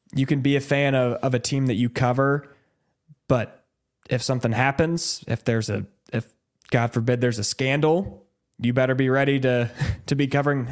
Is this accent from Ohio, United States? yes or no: no; Des Moines, Iowa, United States; growing up in Des Moines, wanting to work in Des Moines, I grew up an Iowa State fan.